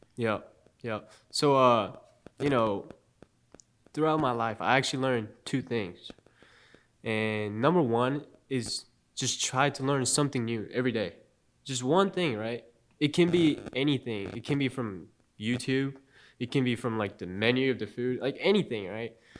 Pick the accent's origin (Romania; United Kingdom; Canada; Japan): Japan; also born or lived in Charlotte, United States; now in Statesboro, United States; I've always actually wanted to live in Japan again. Mm-hmm. You know, because I I love my home country